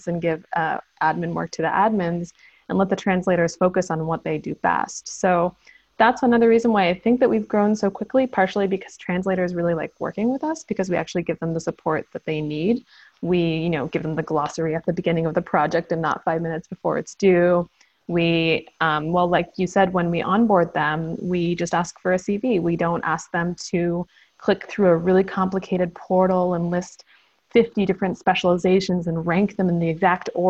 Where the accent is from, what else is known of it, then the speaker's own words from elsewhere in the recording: United States; moved away as an adult; now in South Korea; I'm American originally